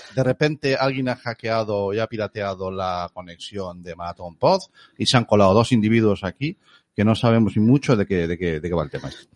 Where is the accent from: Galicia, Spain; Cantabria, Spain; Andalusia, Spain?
Galicia, Spain; somos gallegos